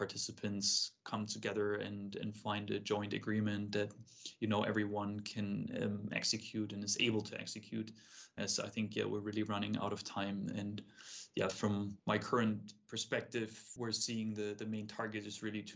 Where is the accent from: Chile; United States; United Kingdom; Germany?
Germany; Munich, Bavaria; moved away; I grew up in Munich in Germany